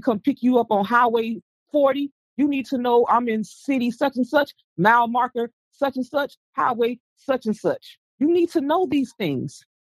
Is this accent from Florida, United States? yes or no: yes; Florida, United States; I'm from Florida.